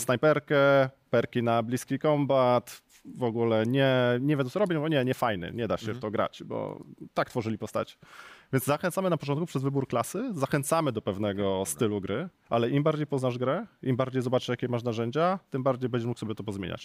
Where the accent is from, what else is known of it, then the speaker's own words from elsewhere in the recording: Kraków, Lesser Poland, Poland; Jestem z Krakowa